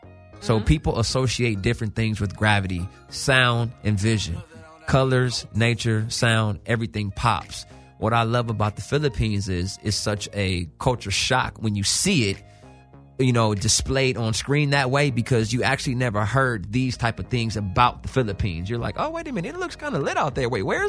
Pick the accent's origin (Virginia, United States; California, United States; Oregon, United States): California, United States; Los Angeles; I'm born and raised in Cali, South Central.